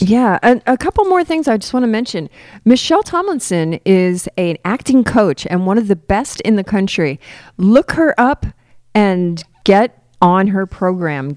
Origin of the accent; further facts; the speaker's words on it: Fort Lauderdale, Florida, United States; moved away; that's where I grew up